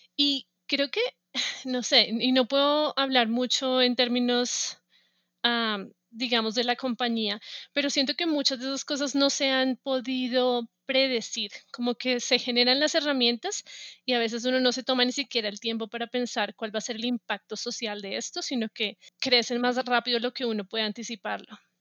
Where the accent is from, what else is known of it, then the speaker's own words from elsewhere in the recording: Bogotá, Colombia; moved away as an adult; now in United States; yo soy de Bogotá, ah, nací, crecí y estudié en Bogotá